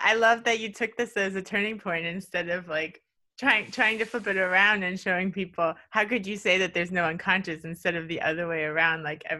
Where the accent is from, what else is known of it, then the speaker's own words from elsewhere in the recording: Miami, Florida, United States; I'm from Miami, and I couldn't imagine getting out of Miami at that point in my life.